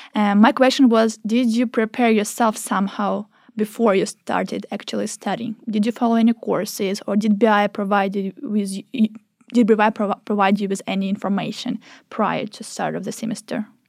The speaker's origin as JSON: {"language": "English", "country": "Ukraine", "moved": "yes", "lives_now": "Norway", "said": "I am from Ukraine"}